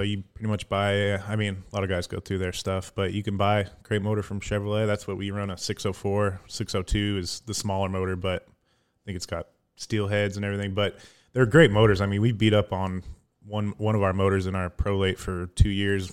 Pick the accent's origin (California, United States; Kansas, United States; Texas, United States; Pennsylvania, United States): California, United States; Sacramento; moved away; originally from, uh, Sacramento area out in California.